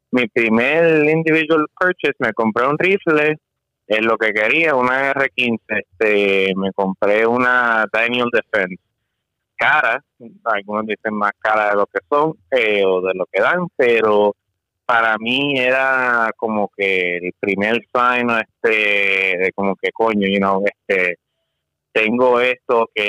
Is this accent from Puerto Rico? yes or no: yes; Puerto Rico; now in Florida, United States; yo, este, como dije, soy boricua, este, y me mudé aquí para Florida